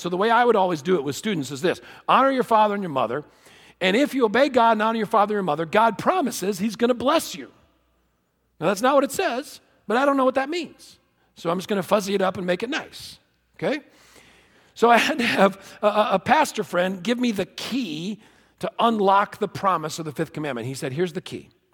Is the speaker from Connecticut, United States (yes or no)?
yes; Connecticut, United States; I was born in Connecticut